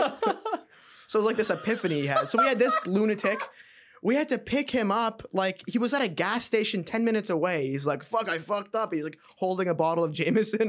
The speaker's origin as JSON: {"language": "English", "town": "Montreal", "region": "Quebec", "country": "Canada", "said": "I was Canadian"}